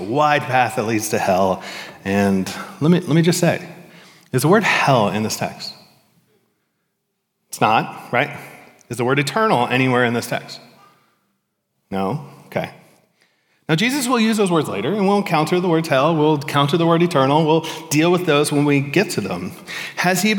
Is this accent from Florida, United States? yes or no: yes; Florida, United States; Growing up in Florida